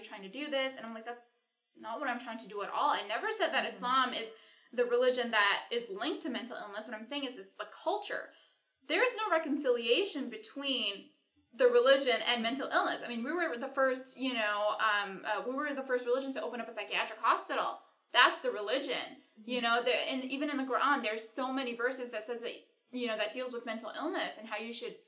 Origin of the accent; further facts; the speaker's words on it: Canada; I'm Canadian